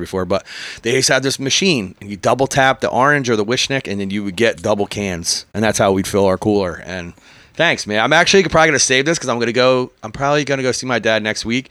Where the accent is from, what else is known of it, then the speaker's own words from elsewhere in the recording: Philadelphia, Pennsylvania, United States; I grew up in Port Richmond